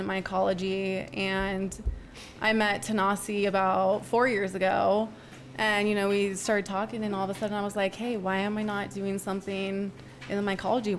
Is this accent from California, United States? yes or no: yes; Southern California, United States; moved away as an adult; I'm from Southern California originally, but I've been out here for about 7 years now